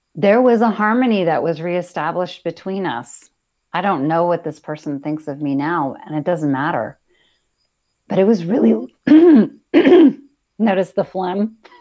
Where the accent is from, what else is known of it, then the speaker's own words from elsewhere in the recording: United States; being an American